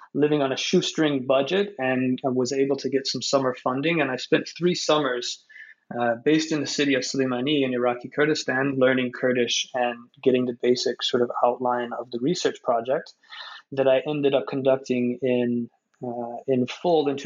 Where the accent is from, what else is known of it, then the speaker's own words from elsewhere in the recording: United States; me as an American researcher in Iraq